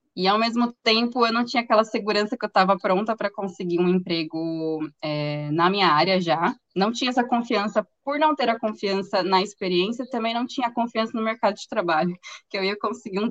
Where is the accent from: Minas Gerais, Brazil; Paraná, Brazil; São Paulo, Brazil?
São Paulo, Brazil; interior of; eu sou do interior de São Paulo